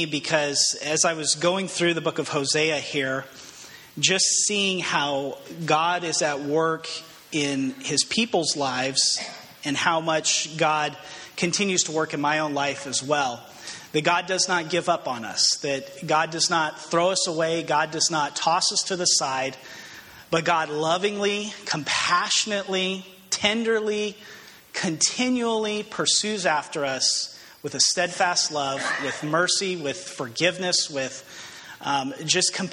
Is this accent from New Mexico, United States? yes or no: yes; Albuquerque, New Mexico, United States; moved away as an adult; I grew up in Albuquerque, New Mexico, and last time I lived at home, I was, I think, 19, maybe 20 years old.